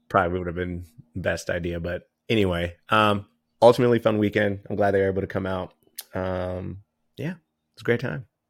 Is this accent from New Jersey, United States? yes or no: no; Bakersfield, California, United States; growing up in California